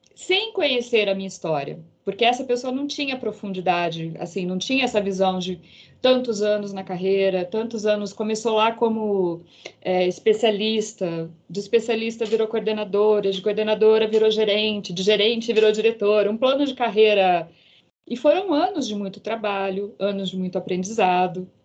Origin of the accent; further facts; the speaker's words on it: Campinas, São Paulo, Brazil; moved away as an adult; now in São Paulo, Brazil; Sou do interior de Campinas moro hoje em São Paulo